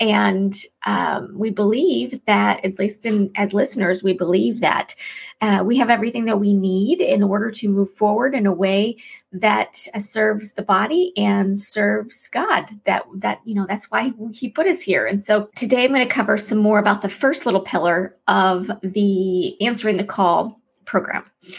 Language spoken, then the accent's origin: English; Florida, United States; I spent some time growing up in Florida, and when I first moved there, I learned about this magical animal I had never heard of before, a manatee.